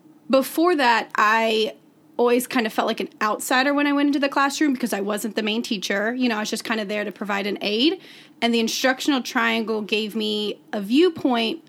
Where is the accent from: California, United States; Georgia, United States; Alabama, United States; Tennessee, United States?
Alabama, United States; Hoover; I'm from Hoover, Alabama